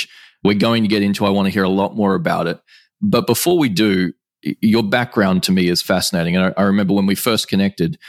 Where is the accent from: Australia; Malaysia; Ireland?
Australia; Brisbane, Queensland; now in Singapore; we're both from Brisbane, Australia, but we're recording this call from my home in Singapore